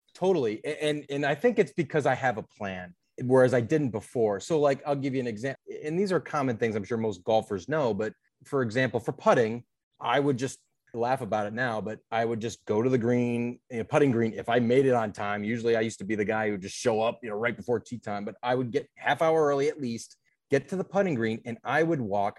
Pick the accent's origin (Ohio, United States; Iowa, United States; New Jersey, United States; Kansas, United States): Ohio, United States; Cleveland; moved away as an adult; now in Chicago, United States; I'm from Cleveland, Ohio, 35 years old, live in Chicago now for the past 10 years